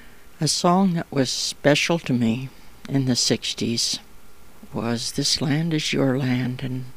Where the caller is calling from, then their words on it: Toronto, Ontario, Canada; I'm podcasting from Toronto, Ontario, Canada.